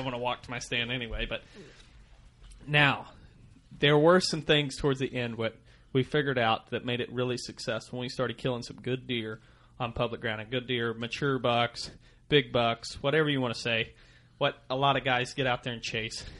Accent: Missouri, United States; I grew up in Missouri. I still, we're still out of Missouri

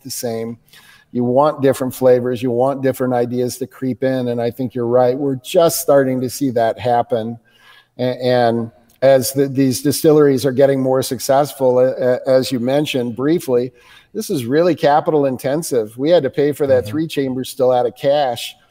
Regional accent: United States; as an American

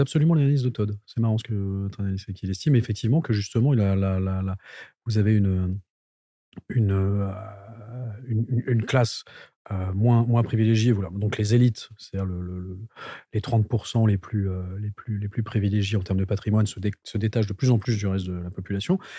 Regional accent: Val d'Oise, Île-de-France, France; j'ai grandi dans le Val d'Oise

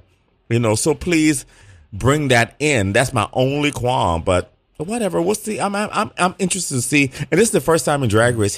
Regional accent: Midwest, United States; Like I said, I come from the Midwest.

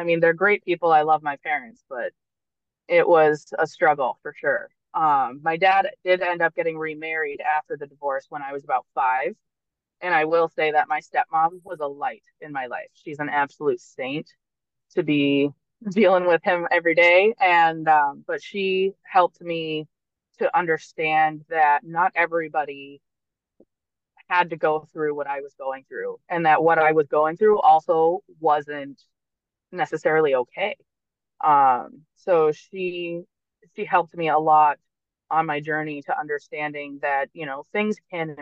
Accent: Vermont, United States; I grew up in Vermont, which is a very small town type state.

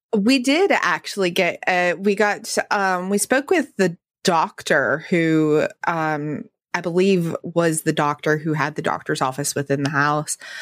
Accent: the West, United States; growing up in the West

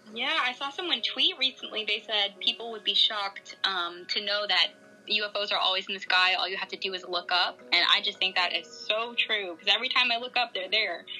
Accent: Virginia Beach, Virginia, United States; now in South Texas, United States; I'm originally from Virginia Beach, Virginia

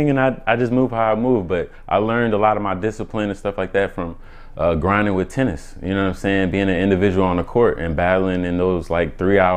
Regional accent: Omaha, Nebraska, United States; also born or lived in Atlanta, Georgia; Ooh, originally I'm from Omaha, Nebraska. Um, I went to high school in Atlanta

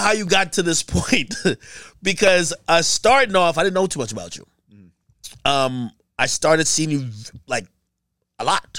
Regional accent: Jamaica; Yeah, I'm Jamaican.

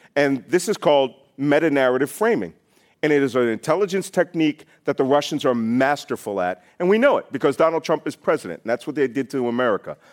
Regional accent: Philadelphia, Pennsylvania, United States; I was born in Philadelphia in a naval hospital

